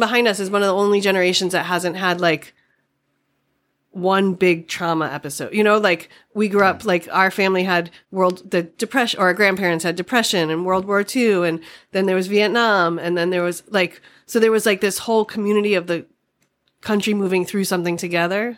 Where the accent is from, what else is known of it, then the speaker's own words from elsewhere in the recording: Boston, Massachusetts, United States; accent: Boston; moved away as an adult; now in Alameda, United States; growing up in Boston